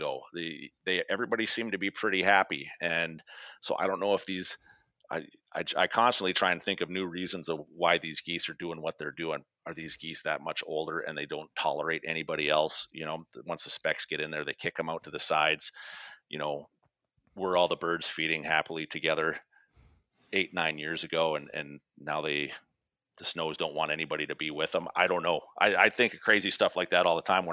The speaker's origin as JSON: {"language": "English", "region": "North Dakota", "country": "United States", "tie": "born or raised there", "said": "growing up in North Dakota"}